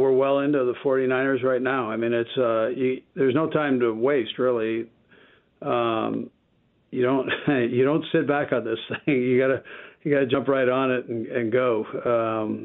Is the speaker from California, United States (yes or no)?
yes; California, United States; moved away; I'm from California